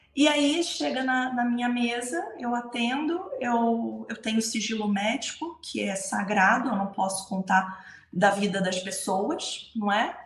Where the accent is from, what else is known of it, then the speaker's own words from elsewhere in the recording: Brazil; moved away as an adult; now in Portugal; por ser brasileira